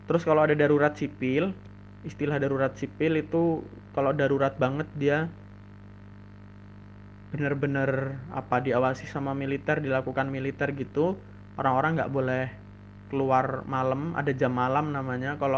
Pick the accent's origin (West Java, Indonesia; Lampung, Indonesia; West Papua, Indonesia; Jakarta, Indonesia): Lampung, Indonesia; now in Yogyakarta, Indonesia; aku mudik aku dari Jogja mudik ke Lampung terus kemudian sampai di Lampung